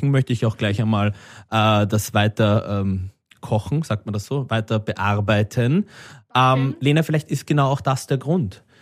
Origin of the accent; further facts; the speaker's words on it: Austria; Ich schäme mich als Österreicher für dich, dass du zu meinen Landsleuten gehörst